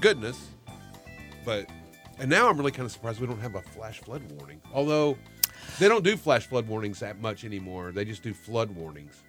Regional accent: Texas, United States; moved away as an adult; also born or lived in California; I was born and raised in Texas

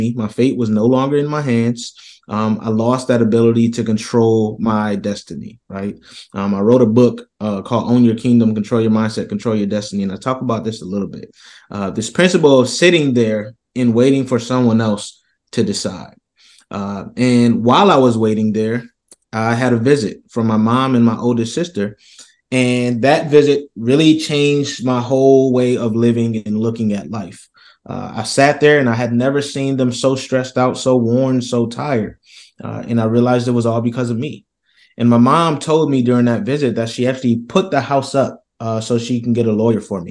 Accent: Rochester, New York, United States; I come from Rochester, New York, here in the States

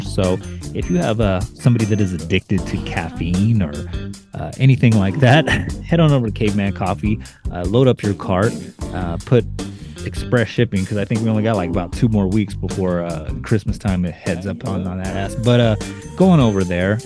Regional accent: United States; I being an American

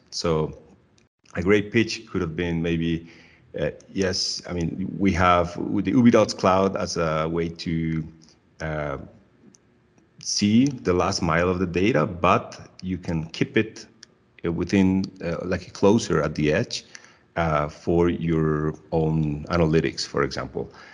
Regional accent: Medellin, Antioquia, Colombia; I'm originally from Medellin, Colombia

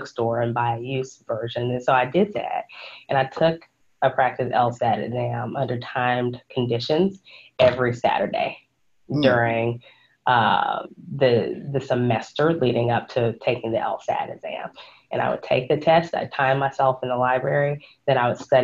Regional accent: Fort Worth, Texas, United States; also born or lived in Wheaton, Illinois / Austin, Texas; I was born and raised in Fort Worth, Texas

